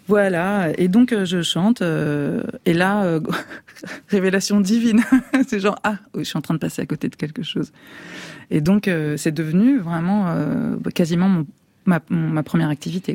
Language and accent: French; France; also born or lived in Italy; je suis française